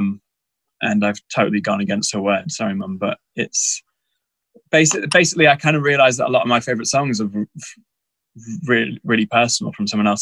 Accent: Texas, United States; I grew up in Texas in America

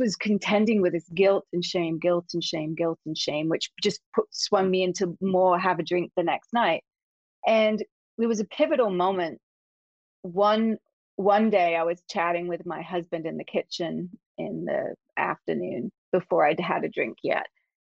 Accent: England, United Kingdom; moved away as an adult; I grew up in England, in case you didn't notice some weird accent here. I've been here 35 years now

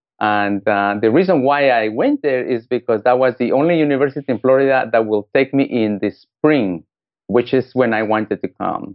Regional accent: Guatemala; English is a second language; moved away as an adult; also born or lived in United States; I was born in Guatemala, Central America

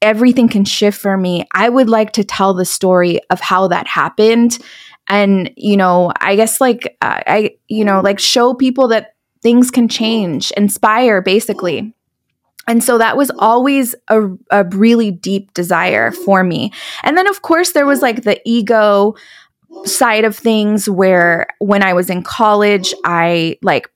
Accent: California, United States; moved away as an adult; also born or lived in Dallas, Texas; move from Dallas back to my hometown in California

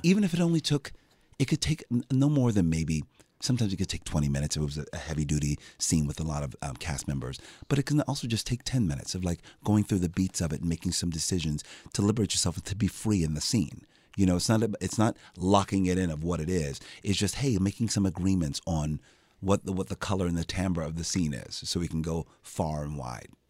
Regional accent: Philadelphia, Pennsylvania, United States; I'm from Philadelphia. I'm like, I know how we speak.

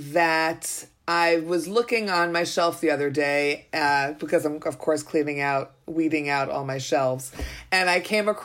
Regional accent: New York, United States; now in Israel; I'm a New Yorker originally

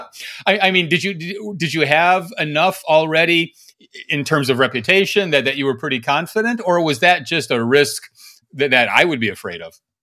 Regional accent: Fargo, North Dakota, United States; from Fargo, Max? Did you get anyone from my hometown?

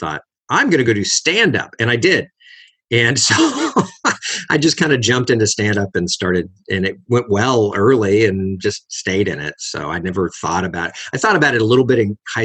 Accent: Los Angeles, California, United States; I was raised in Los Angeles, born in Los Angeles.

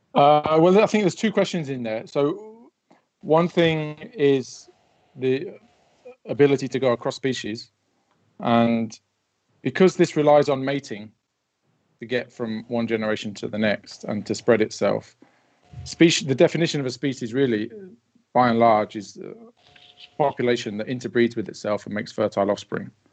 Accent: Wellingborough, East Midlands, United Kingdom; I stayed in Wellingborough, my hometown

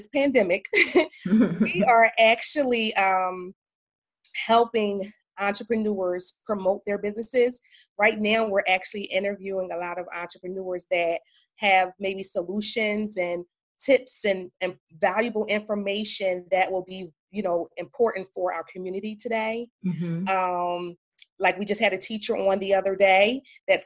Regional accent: Philadelphia, Pennsylvania, United States; now in Raleigh, United States; I'm originally from Philadelphia, but now I'm in Raleigh, North Carolina

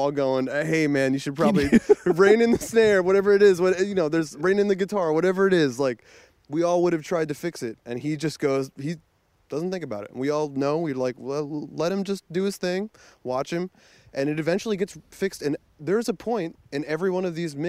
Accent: New Jersey, United States; moved away as an adult; now in Brooklyn, United States; I was born and raised in New Jersey. But, yeah, I work in Brooklyn.

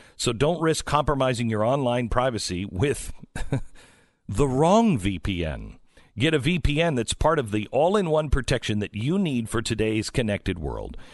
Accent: West Coast, United States; moved away; I grew up on the West Coast.

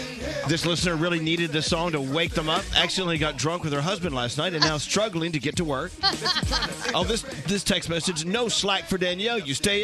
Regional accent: New York, United States; I'm a New Yorker

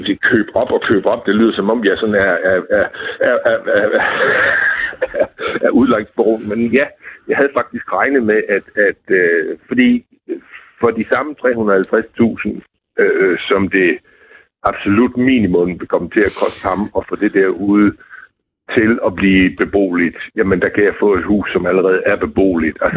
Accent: Southern Denmark, Denmark; Jamen, jeg er fra Fyn, så

